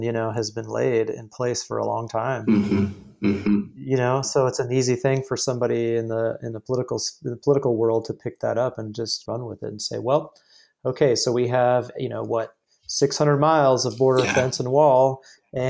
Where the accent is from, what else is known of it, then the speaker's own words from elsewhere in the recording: San Diego County, California, United States; now in Arizona, United States; I grew up in San Diego County, basically right on the border